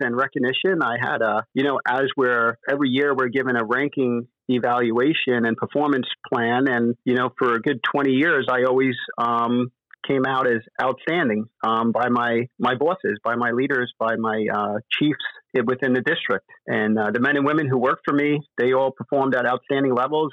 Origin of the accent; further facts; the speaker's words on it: New York City, New York, United States; moved away as an adult; now in Florida, United States; I'm originally from New York, the five boroughs. I grew up in Queens, New York.